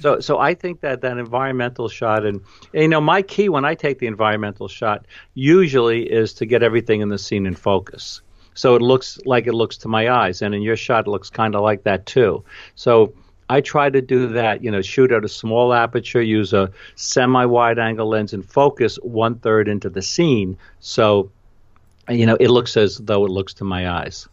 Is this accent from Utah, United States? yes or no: no; New York, United States; accent: New York; my New York accent